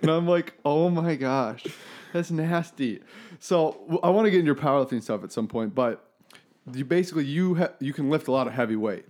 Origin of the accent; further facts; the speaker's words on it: Minnetonka, Minnesota, United States; moved away; also born or lived in Maine; growing up in Minnetonka